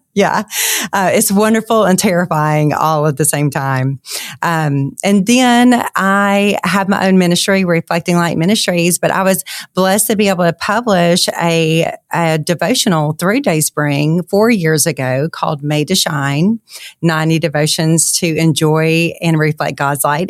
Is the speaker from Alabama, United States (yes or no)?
no; Monroe, Louisiana, United States; I'm from Monroe, Louisiana